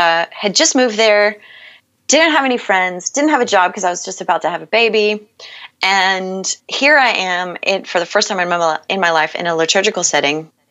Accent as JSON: {"language": "English", "region": "Bible Belt South", "country": "United States", "tie": "born or raised there", "moved": "as an adult", "said": "I grew up in the Bible Belt South"}